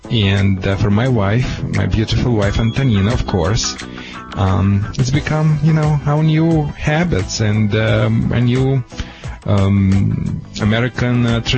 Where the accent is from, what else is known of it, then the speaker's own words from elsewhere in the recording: Moldova; moved away; So I'm from Moldova, which is like a little Italy.